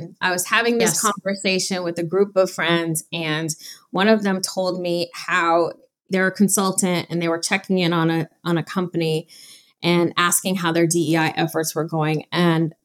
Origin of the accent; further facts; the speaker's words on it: Detroit, Michigan, United States; growing up in Detroit, Michigan